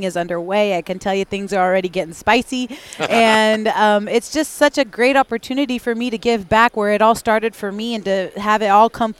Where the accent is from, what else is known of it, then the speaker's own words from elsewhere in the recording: Spokane, Washington, United States; where I'm from, in the Pacific Northwest, in the greater Spokane area